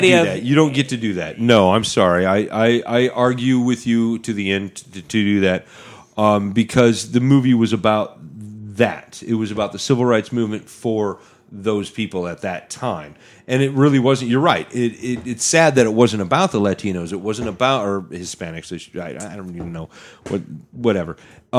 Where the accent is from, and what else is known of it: United States; also born or lived in Washington